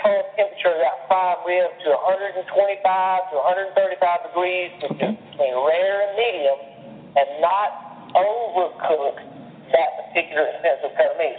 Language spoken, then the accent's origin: English; the South, United States; I'm from the South.